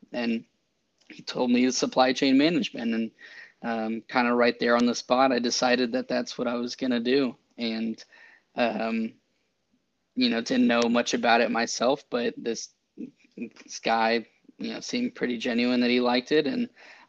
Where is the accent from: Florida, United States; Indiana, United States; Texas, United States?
Texas, United States; Round Rock; I'm from Round Rock, Texas.